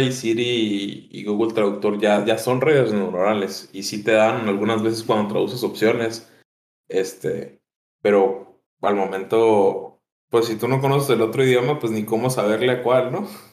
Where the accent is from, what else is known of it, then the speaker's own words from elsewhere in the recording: Mexico; pues de México.